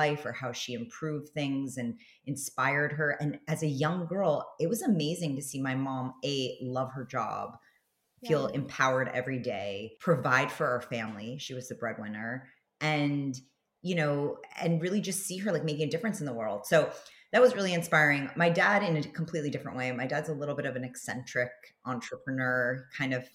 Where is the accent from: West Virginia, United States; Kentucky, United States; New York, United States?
New York, United States; New York City; moved away as an adult; also born or lived in Los Angeles; I grew up in New York City on the Upper West Side